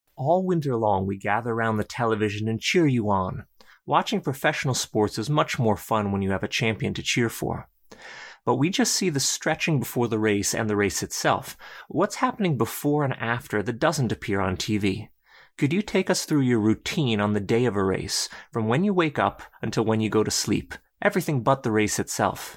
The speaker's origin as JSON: {"language": "English", "country": "United States", "said": "as an American"}